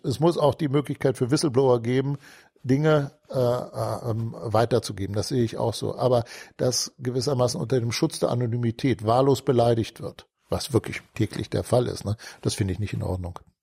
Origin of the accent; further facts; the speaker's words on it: Hanover, Lower Saxony, Germany; also born or lived in Hamburg / Munich; Mit fünf Jahren äh, sind meine Eltern mit meinem Bruder und mit mir dann nach Hannover gezogen. Und seitdem bin ich ein Hannoveraner.